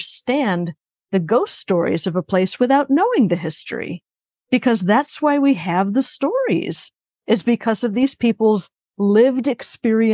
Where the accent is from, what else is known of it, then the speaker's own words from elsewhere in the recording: Chicago, Illinois, United States; I grew up in the Chicago area